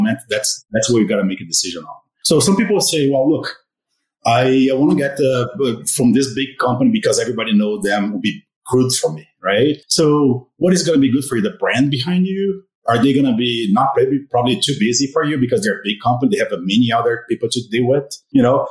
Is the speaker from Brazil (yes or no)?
yes; Brazil; also born or lived in Arizona; now in Colorado, United States; I'm from Brazil.